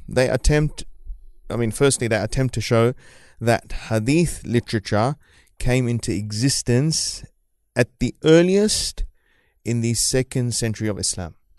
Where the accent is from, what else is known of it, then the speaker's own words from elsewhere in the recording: New Zealand; moved away as an adult; also born or lived in Fiji; now in Australia; I grew up in New Zealand, so I'm, I'm pretty used to the, the cold